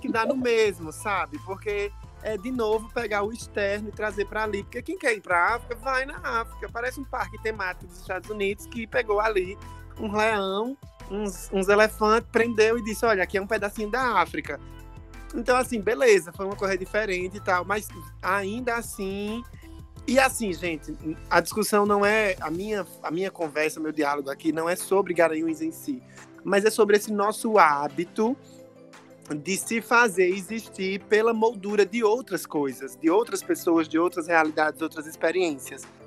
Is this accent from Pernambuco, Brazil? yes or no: yes; Taquaritinga do Norte, Pernambuco, Brazil; now in Santa Cruz do Capibaribe, Brazil; eu moro em Santa Cruz, mas eu me criei a vida toda em Pão de ah. Açúcar, é. distrito de Taquaritinga